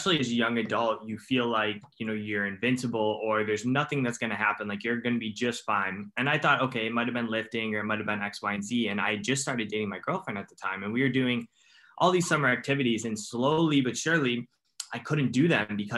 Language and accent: English; Cleveland, Ohio, United States; I'm from Cleveland, Ohio in the United States.